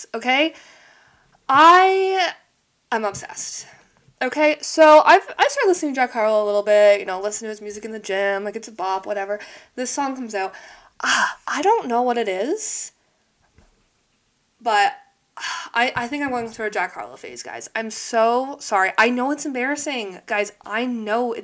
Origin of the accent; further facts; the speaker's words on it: Canada; I live in Canada, by the way. I'm Canadian